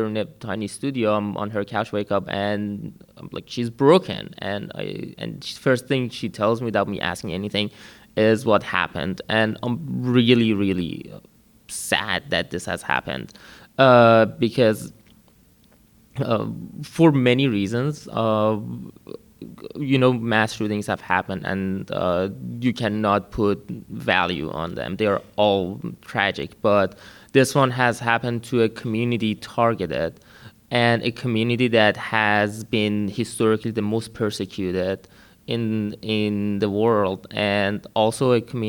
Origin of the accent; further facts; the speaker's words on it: Iran; moved away as an adult; also born or lived in Washington, D.C.; now in United States; I'm from Iran. Grew up there. I'm seeking political asylum here